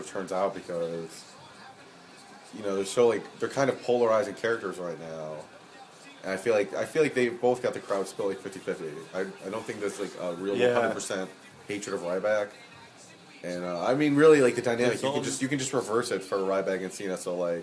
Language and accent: English; Buffalo, New York, United States; I'm from Buffalo, and I'm 21.